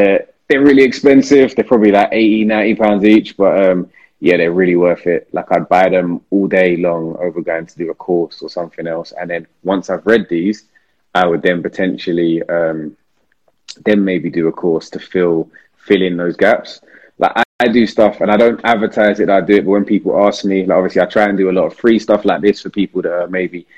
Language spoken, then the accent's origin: English; London, United Kingdom; I'm from South London